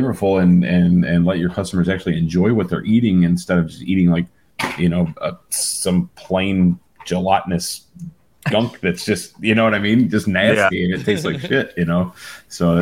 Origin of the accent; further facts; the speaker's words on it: West Virginia, United States; moved away as an adult; now in Florida, United States; I'm also from West Virginia